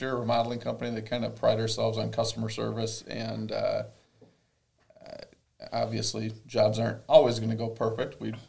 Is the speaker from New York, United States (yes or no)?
no; Buffalo, Minnesota, United States; I was also born and raised in Buffalo